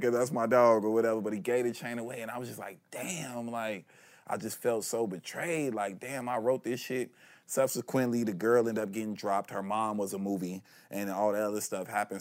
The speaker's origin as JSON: {"language": "English", "town": "Chicago", "region": "Illinois", "country": "United States", "also_born_or_lived": "Los Angeles", "moved": "yes", "said": "I'm from Chicago. I'm not even from L A."}